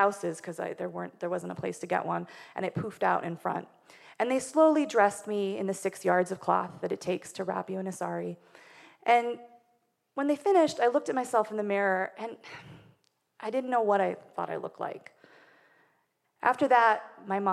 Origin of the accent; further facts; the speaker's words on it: Wyoming, United States; I grew up in Wyoming, which is not only the least populated state, it's also probably the whitest